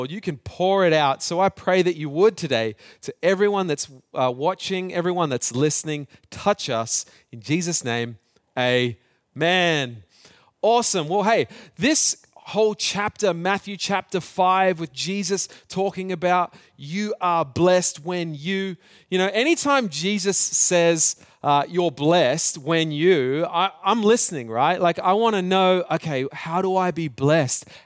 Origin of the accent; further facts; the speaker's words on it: New Zealand; also born or lived in Australia; but growing up in New Zealand and in Australia, we, we played this game at school.